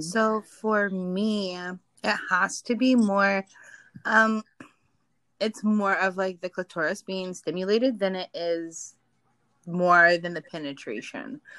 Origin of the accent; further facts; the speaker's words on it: Minnesota, United States; now in Los Angeles, United States; I'm originally from Minnesota, but I now live in the Los Angeles area as well